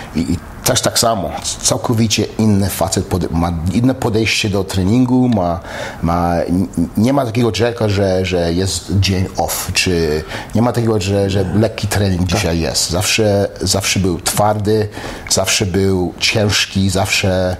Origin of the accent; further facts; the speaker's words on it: Poland; also born or lived in Montreal, Canada; now in United States; jestem Polakiem i jestem, jestem Kanadyjczykiem